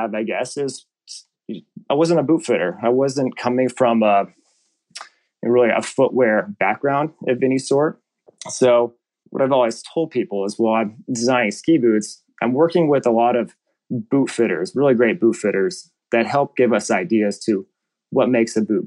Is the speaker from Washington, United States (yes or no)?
yes; Washington, United States; I grew up in Washington State skiing at Crystal Mountain